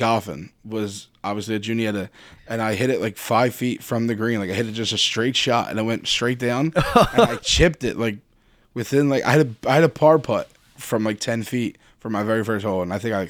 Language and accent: English; Philadelphia, Pennsylvania, United States; also born or lived in Bridesburg, Philadelphia; Nah, I grew up in Kensington. I grew up in, I guess it's really technically considered Harrogate, like Frankfurt and Venango.